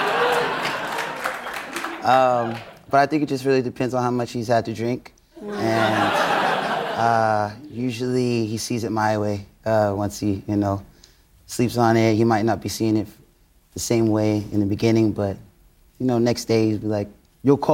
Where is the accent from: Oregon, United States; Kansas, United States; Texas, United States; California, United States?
California, United States; Oxnard; moved away; it just so happens to be my hometown. And I grew up just like wanting to get out